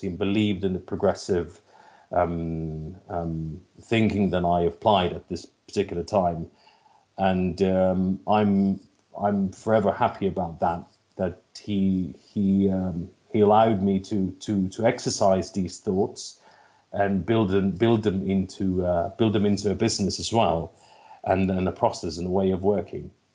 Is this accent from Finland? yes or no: yes; Helsinki, Uusimaa, Finland; also born or lived in London / China; now in Espoo, Finland; born and raised in, in Finland, born in Helsinki